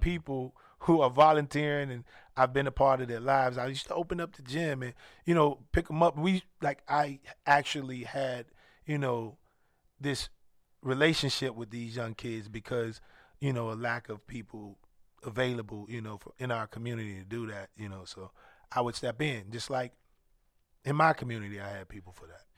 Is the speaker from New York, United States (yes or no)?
no; Chicago, Illinois, United States; moved away; also born or lived in Atlanta, Georgia; growing up in Chicago